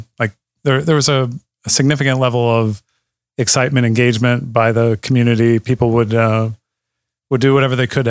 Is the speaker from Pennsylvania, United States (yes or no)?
yes; Jessup, Pennsylvania, United States; I am from Jessup.